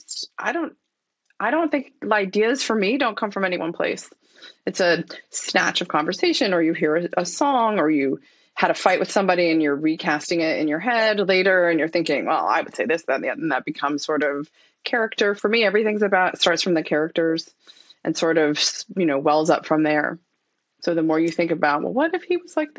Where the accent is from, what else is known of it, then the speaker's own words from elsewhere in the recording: East Coast, United States; now in West Coast, United States; I was raised on the East Coast, live on the West Coast